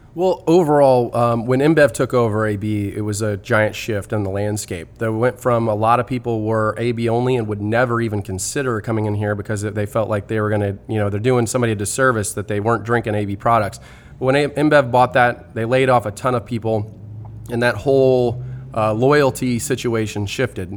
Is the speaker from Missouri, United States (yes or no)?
yes; Festus, Missouri, United States; I'm from Festus. I've grown up here